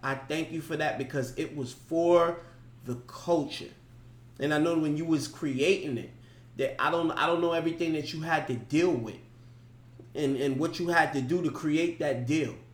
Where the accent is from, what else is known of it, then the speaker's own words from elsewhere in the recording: New York, United States; I'm from New York